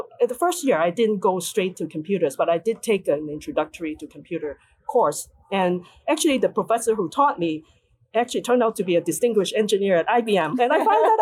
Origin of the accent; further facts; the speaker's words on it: Hong Kong; moved away as an adult; now in United States; growing up in Hong Kong